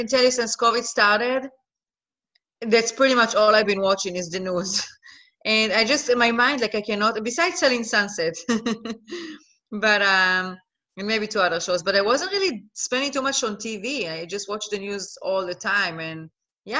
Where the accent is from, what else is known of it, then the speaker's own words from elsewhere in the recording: Israel; moved away as an adult; also born or lived in Netherlands; now in Los Angeles, United States; I'm originally from Israel. I was born and raised in Israel.